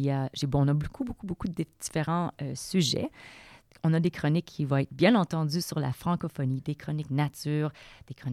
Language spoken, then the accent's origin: French; Quebec, Canada; now in Coquitlam, Canada; J'habite moi aussi à Coquitlam, mais je suis native du Québec.